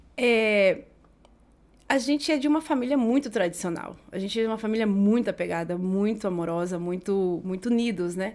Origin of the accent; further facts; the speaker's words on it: Jaraguari, Mato Grosso do Sul, Brazil; moved away as an adult; also born or lived in Campo Grande; now in Madrid, Spain; Eu nasci em, em Campo Grande, do, em Mato Grosso do Sul, mas eu tive a sorte, o privilégio de passar a maior parte da minha infância e da adolescência em Jaraguari